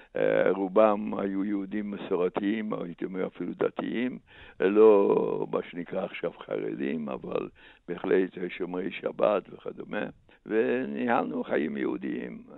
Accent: a small town in eastern Slovakia, Slovakia; Hebrew is a second language; moved away as an adult; also born or lived in Košice; now in Israel; אני נולדתי וגדלתי בעיירה קטנה במזרח סלובקיה

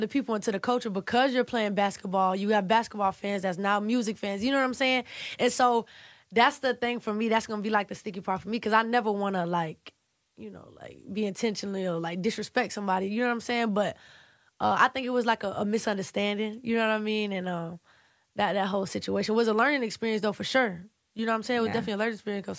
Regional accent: Savannah, Georgia, United States; I'm from Savannah, Georgia

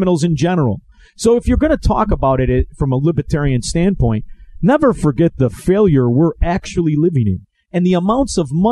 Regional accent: Melrose Park, Illinois, United States; I grew up in Melrose Park.

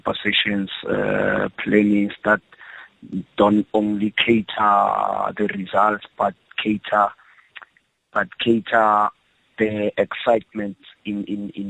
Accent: Johannesburg, Gauteng, South Africa; I was born in Alex. I started everything in Alex

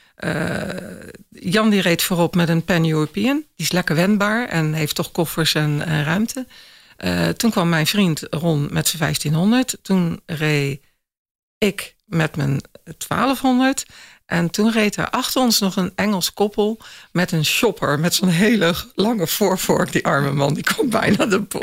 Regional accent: Axel, Zeeland, Netherlands; Ik kom uit Zeeuws-Vlaanderen, uit Axel

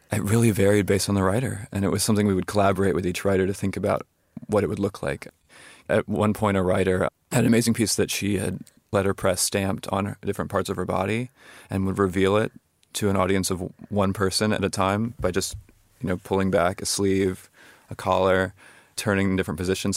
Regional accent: Charlottesville, Virginia, United States; my hometown of Charlottesville, Virginia

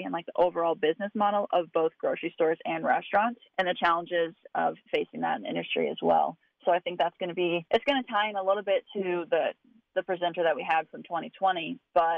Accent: Missouri, United States; moved away as an adult; now in Wisconsin, United States; I'm originally from Missouri. I grew up on a backgrounding operation there

